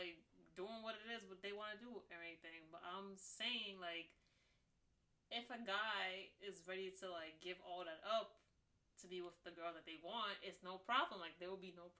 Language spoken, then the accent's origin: English; New York City, New York, United States; I'm straight up from New York City